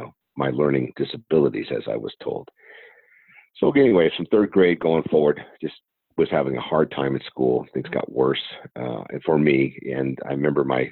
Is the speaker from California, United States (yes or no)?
yes; San Diego, California, United States; Born and raised here in San Diego, California.